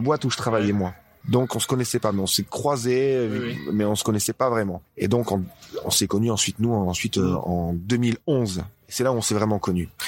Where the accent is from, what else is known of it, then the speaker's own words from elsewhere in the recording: Dunkirk, Hauts-de-France, France; moved away as an adult; now in Ibiza, Spain; je viens de Dunkerque, hein, du nord de la France